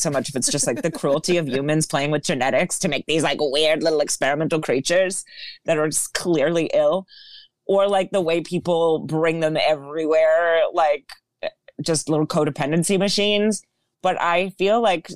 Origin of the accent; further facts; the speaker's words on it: Florida, United States; I'm from Florida